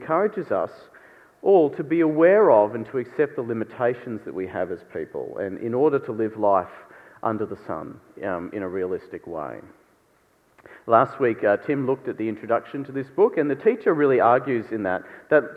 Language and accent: English; Sydney, New South Wales, Australia; I grew up in Sydney in what they call red brick suburbia there